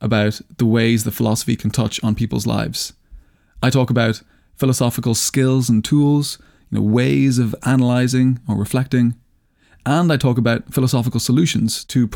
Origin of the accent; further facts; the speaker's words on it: Ireland; I'm Irish